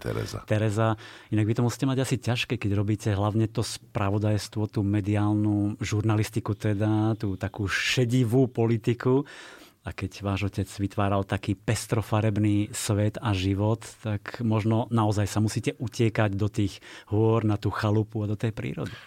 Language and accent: Slovak; Stará Turá, Trenčín Region, Slovakia; ja som vlastne zo Starej Turej